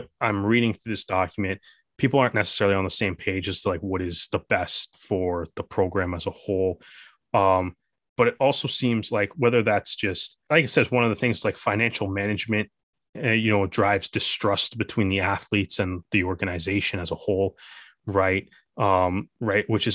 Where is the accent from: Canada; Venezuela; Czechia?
Canada; as a Canadian